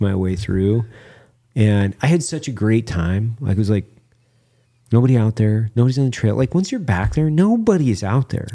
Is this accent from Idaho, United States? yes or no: yes; Clearwater National Forest, Idaho, United States; I grew up in the Clearwater National Forest, which is on the north side of the Clearwater River.